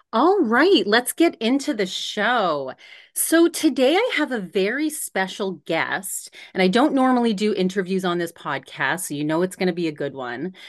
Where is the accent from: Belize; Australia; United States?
United States; East Coast; now in Arizona, United States; we're both from the East Coast